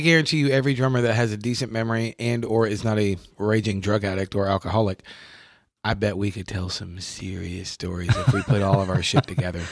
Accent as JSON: {"language": "English", "region": "New York", "country": "United States", "moved": "as an adult", "lives_now": "Kentucky, United States", "said": "I'm from New York"}